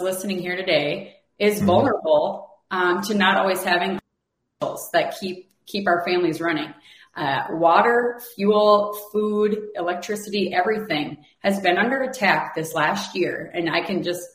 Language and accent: English; United States; we as an American people